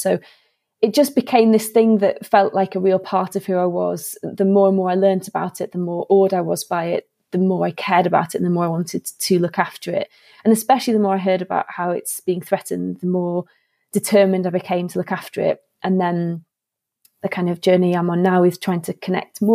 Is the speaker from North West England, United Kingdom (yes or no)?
yes; Warrington, North West England, United Kingdom; I grew up in Warrington, which is between Manchester and Liverpool